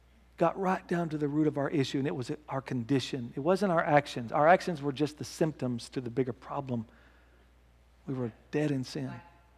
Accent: United States; I'm just talking as an American. We do, and as a Christian America

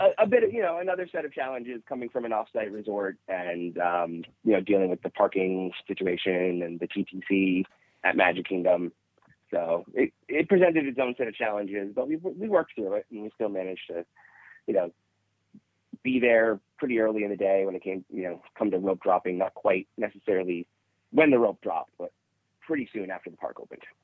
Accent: New Hampshire, United States; We're from New Hampshire

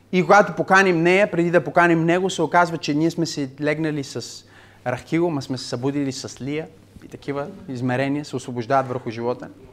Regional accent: Bulgaria; сме българи

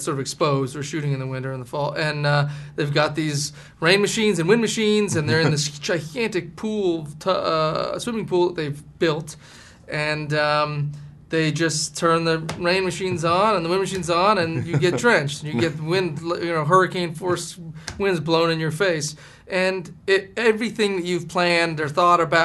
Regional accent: Massachusetts, United States; I was from Massachusetts.

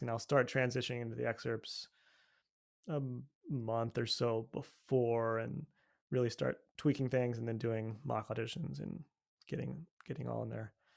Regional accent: United States; I'm from America

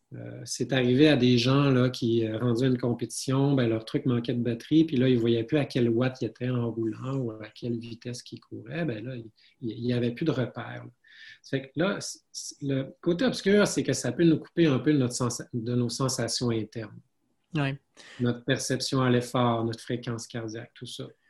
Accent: Saguenay, Quebec, Canada; je suis originaire du Saguenay

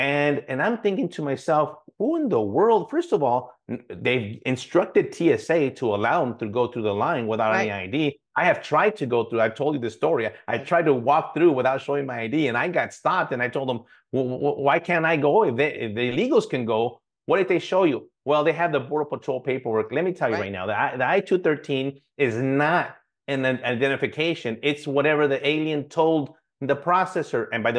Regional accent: United States; but I'm an American. I get to make a decision what's best for me and my family.

